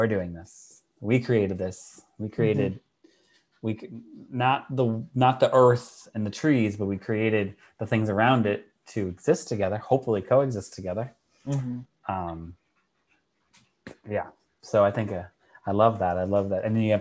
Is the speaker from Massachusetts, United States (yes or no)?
yes; Massachusetts, United States; I'm from Massachusetts.